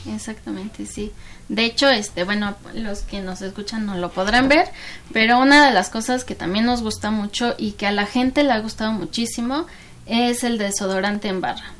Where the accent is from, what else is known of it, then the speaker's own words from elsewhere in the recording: Mexico; also born or lived in Canada; yo soy mexicana, amo mi país